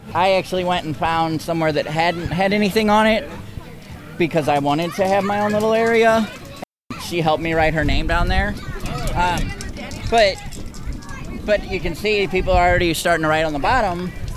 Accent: St. Louis, Missouri, United States; I grew up in North St. Louis

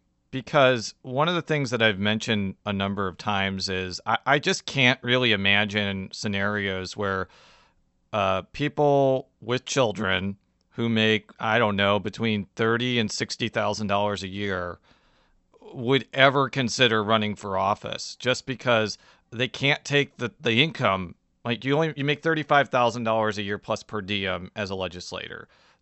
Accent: Illinois, United States; moved away; we're both from Illinois.

